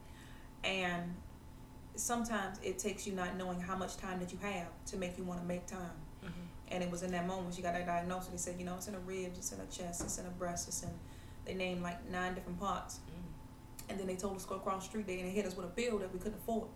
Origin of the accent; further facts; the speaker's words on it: Savannah, Georgia, United States; Born and raised in Savannah. I love my city